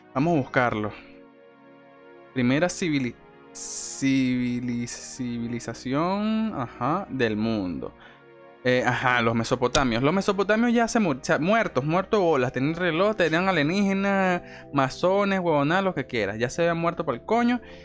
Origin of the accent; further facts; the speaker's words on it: Venezuela; soy venezolano